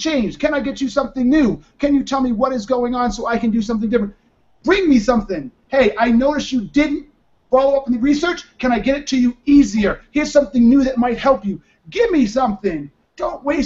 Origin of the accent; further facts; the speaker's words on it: Boston, Massachusetts, United States; now in Denver, United States; I'm from Boston and live in Denver now